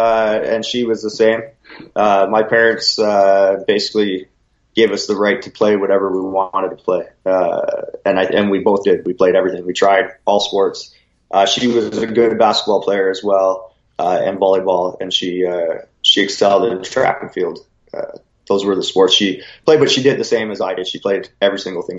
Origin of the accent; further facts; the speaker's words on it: Collingwood, Ontario, Canada; Yeah, we're pretty lucky where where Collingwood is situated, we're right on Georgian Bay.